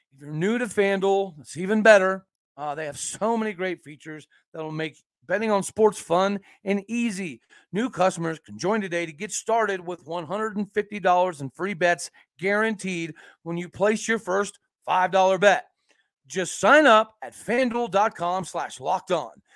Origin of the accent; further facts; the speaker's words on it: Enid, Oklahoma, United States; I grew up in Enid, Oklahoma